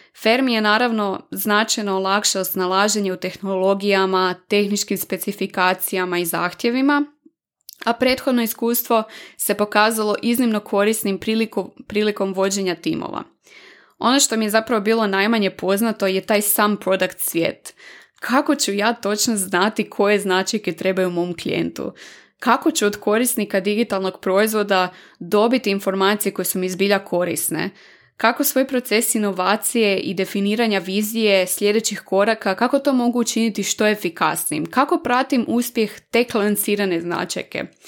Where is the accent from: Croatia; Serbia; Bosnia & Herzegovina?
Croatia; Varaždin, Varaždin County; moved away as an adult; now in Zagreb, Croatia; dolazim iz Varaždina i već 8 godina od početka fakulteta živim i radim u Zagrebu